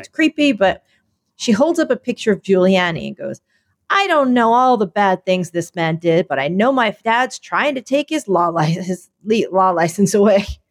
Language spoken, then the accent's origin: English; Philadelphia, Pennsylvania, United States; now in New York, United States; I'm from Philadelphia.